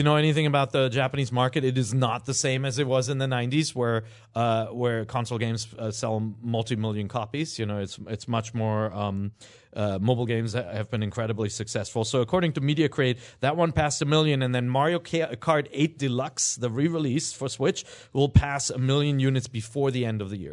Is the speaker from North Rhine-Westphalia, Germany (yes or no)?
yes; Cologne, North Rhine-Westphalia, Germany; moved away; I am, uh, uh, from Cologne, Germany.